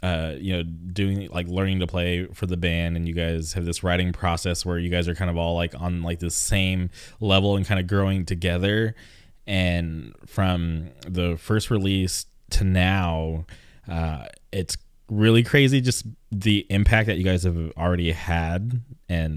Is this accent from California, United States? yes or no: yes; California, United States; we're from California